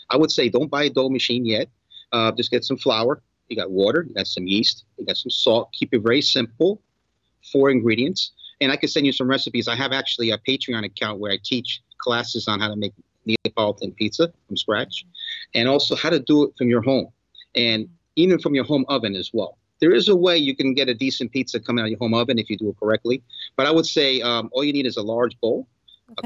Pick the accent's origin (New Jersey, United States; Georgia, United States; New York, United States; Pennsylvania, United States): New York, United States; moved away as an adult; also born or lived in South Florida; now in Miami, United States; I grew up in New York.